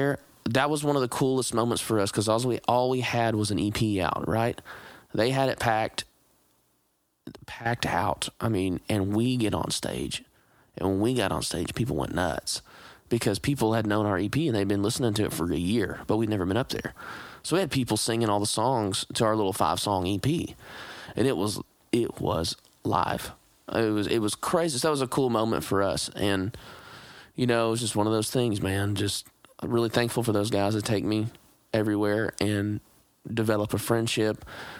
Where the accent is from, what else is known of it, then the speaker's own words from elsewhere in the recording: Texas, United States; But I'm from Texas, and to be honest with you, back in Texas, we don't really co-write a whole lot with people in Texas.